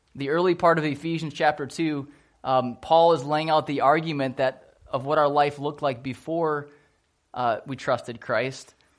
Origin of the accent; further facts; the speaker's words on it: Port Huron, Michigan, United States; I grew up in Port Huron, Michigan